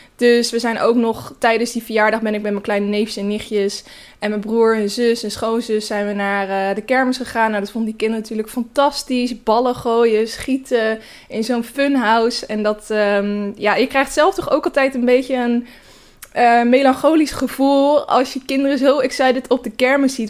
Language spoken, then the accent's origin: Dutch; Naaldwijk, South Holland, Netherlands; moved away; Naaldwijk. Dat is het dorp waar ik vandaan kom